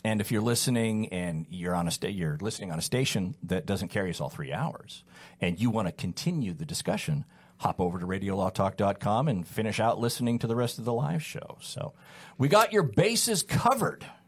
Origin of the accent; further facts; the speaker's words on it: California, United States; also born or lived in Utah / Sullivan County, Tennessee; I was born and raised in California